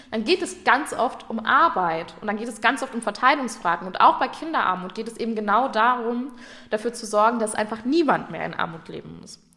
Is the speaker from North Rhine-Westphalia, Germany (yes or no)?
yes; North Rhine-Westphalia, Germany; Ich komme aus dem Ruhrgebiet, da geht es jetzt gerade noch.